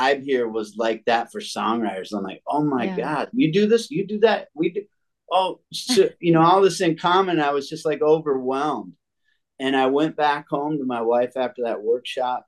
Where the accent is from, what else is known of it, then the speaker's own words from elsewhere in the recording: Minnesota, United States; moved away as an adult; also born or lived in North Branch, Minnesota; now in Nashville, United States; I am originally from Minnesota. Yep, the Great White North, where I love it down here now. But I grew up there.